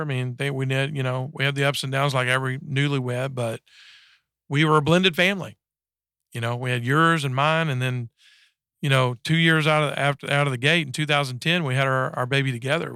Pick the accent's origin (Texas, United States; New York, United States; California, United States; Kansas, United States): Texas, United States; I was raised up in Texas, uh, in a small town about thirty miles south of Dallas